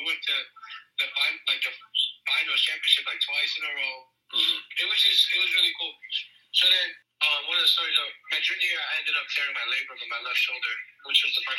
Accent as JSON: {"language": "English", "region": "New York", "country": "United States", "tie": "born or raised there", "said": "as a kid who was born and raised in New York, but speaks two languages, you know, have Hispanic parents"}